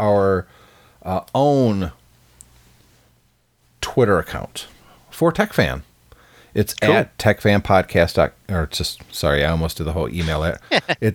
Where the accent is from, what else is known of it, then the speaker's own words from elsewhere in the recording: Battle Creek, Michigan, United States; this is my hometown